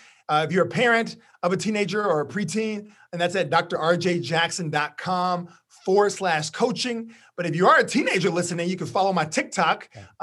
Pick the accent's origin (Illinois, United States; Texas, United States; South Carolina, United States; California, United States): Texas, United States; Orange; I'm from Orange, Texas, which is very close to Louisiana, yeah.